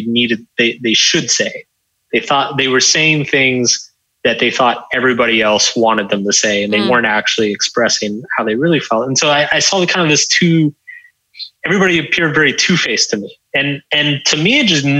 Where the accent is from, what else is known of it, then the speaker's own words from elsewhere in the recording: Texas, United States; I grew up in Texas.